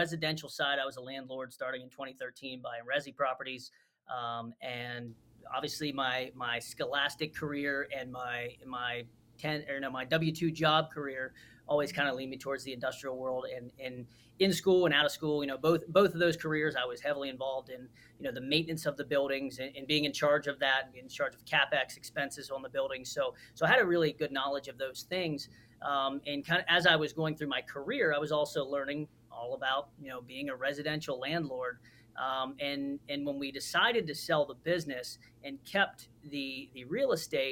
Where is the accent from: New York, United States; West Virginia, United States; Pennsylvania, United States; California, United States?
West Virginia, United States; Moundsville; moved away as an adult; now in North Carolina, United States; So I'm from West Virginia, from Wheeling, West Virginia area, a little town called Moundsville is where I grew up.